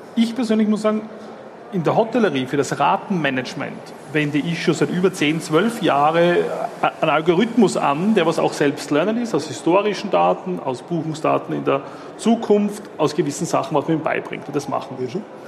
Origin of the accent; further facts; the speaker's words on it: Austria; now in Switzerland; Ich bin Österreicher